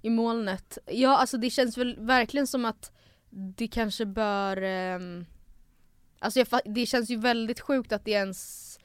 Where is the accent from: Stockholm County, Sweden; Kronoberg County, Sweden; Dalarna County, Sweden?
Stockholm County, Sweden; Stockholm; jag är född i Stockholm